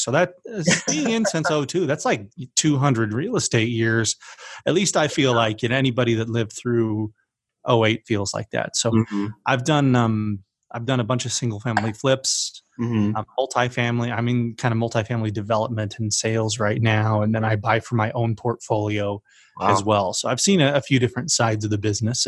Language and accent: English; Utah, United States; I grew up in Utah